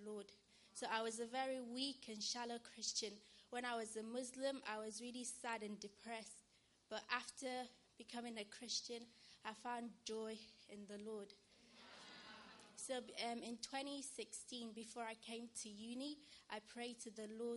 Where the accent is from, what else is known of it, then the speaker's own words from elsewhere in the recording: Nigeria; also born or lived in Wolverhampton, United Kingdom; now in United Kingdom; from a very young age, my mother passed away. So I lived with my auntie and my grandma in Nigeria.